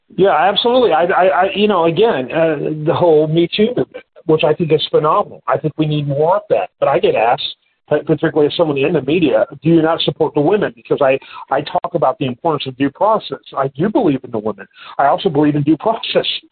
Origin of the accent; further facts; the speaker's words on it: Michigan, United States; I'm from Michigan